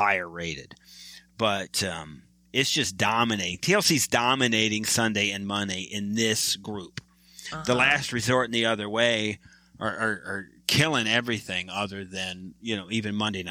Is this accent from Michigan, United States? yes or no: yes; Michigan, United States; now in Texas, United States; I am from Michigan, a Red Wings fan. I am transplanted now to Texas